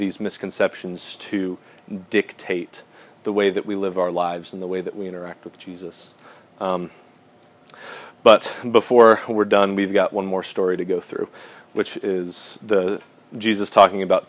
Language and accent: English; United States; as specifically American Christians